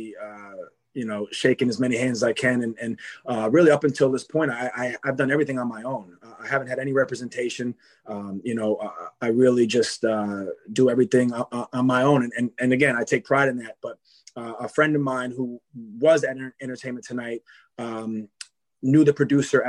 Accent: Long Island, New York, United States; I grew up on Long Island

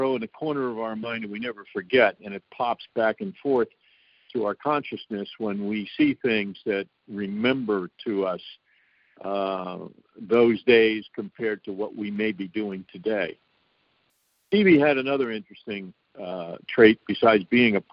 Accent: New York, United States; I am a New Yorker.

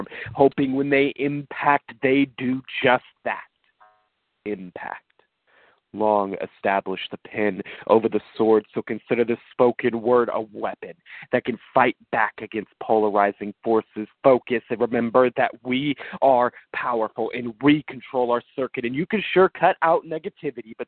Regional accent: Leavenworth, Kansas, United States; I'm initially from Leavenworth, Kansas

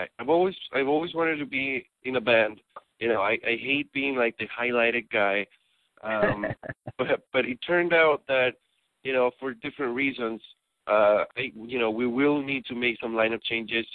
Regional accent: Santiago, Santiago Metropolitan Region, Chile; moved away as an adult; also born or lived in Los Angeles; now in Athens, United States; I was born and raised in Chile, the city of Santiago

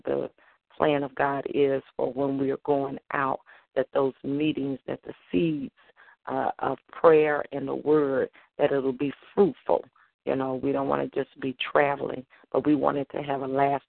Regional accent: Holly Grove, Arkansas, United States; moved away; my hometown, Holly Grove, Arkansas

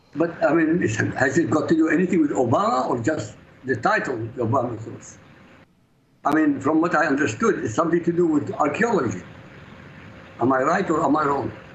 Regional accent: Iraq; now in Europe; I grew up in Iraq, I live in Europe

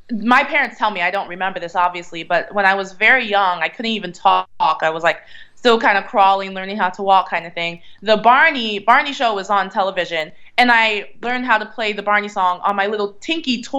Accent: Philadelphia area, Pennsylvania, United States; also born or lived in Reading, Pennsylvania / Allentown, Pennsylvania / Collegeville, Pennsylvania / Virginia; I was raised in various parts of Pennsylvania. Like, I was born in Reading, and I lived in Allentown and Collegeville. I briefly lived in Virginia for a few years, but around the Philadelphia area, definitely.

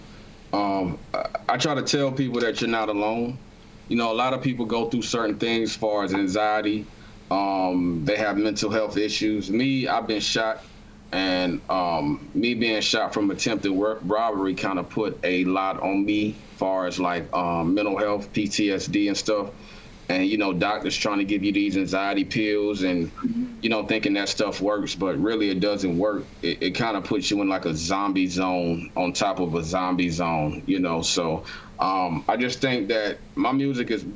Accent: Augusta, Georgia, United States; also born or lived in North Carolina; now in Durham, United States; I'm from Augusta, Georgia, and I've been a little bit all over the world

